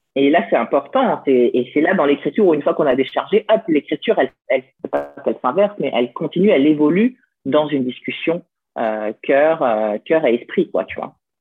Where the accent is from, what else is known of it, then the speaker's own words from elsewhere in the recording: France; also born or lived in Lyon; je suis française. Donc, euh, je suis née en France